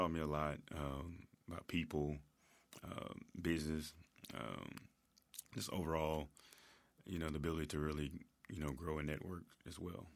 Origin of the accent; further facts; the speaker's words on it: Memphis, Tennessee, United States; I'm originally from Whitehaven